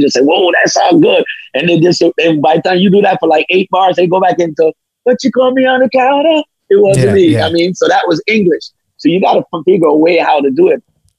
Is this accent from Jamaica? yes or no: yes; Jamaica; for me as Jamaican, I know he's spitting some fire.